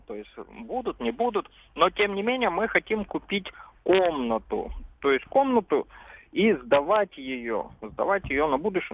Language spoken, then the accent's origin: Russian; Russia; also born or lived in Krasnodar; я вырос в России